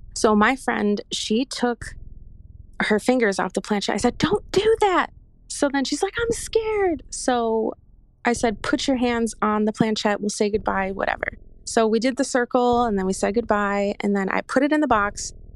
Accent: Chicago, Illinois, United States; I am from Chicago

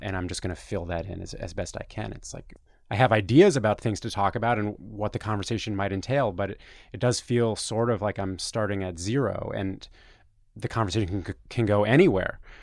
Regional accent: Toronto, Ontario, Canada; moved away as an adult; now in New York, United States; I'm from Toronto, Canada, and I came to New York to try and work in journalism in two thousand five.

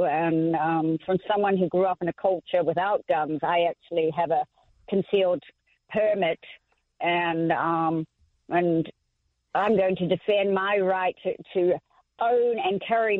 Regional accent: New Zealand; now in Smyrna, United States; I'm actually in Smyrna. I am from New Zealand. My family lives in Christchurch.

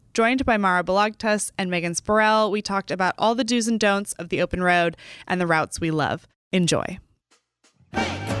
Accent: Texas, United States

